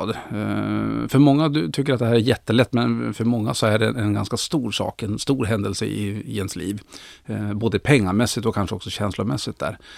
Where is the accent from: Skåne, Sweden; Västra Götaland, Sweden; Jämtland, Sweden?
Jämtland, Sweden; Östersund; now in Tyresö, Sweden; Ja, ursprungligen jämtlänning uppifrån Östersund. Eh, men flyttade ner till Stockholm för 13 år sedan och bor nu i Tyresö utanför Stockholm med fru och fyra barn och en katt